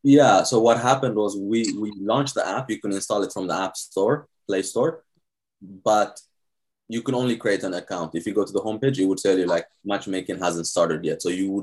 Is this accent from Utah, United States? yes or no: no; Ohio, United States; now in New York, United States; Hey, I got a house here, so it's like, it's more chill. It reminds me of my home state, Ohio.